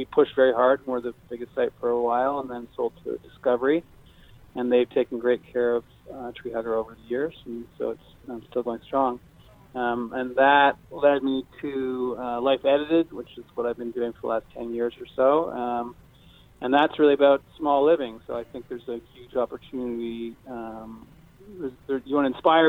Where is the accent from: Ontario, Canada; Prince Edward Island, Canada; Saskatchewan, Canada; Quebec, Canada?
Quebec, Canada; near Montreal; also born or lived in Seattle; now in Maui, United States; I'm undercover Canadian from near Montreal